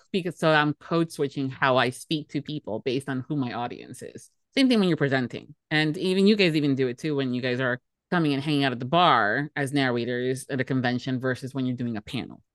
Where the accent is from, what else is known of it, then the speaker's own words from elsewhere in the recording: Miami, Florida, United States; born and raised in Miami, Florida